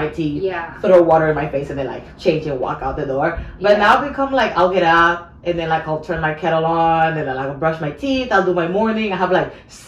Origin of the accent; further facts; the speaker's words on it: Georgia, United States; Yeah, because I grew up in Georgia. I grew up in the South.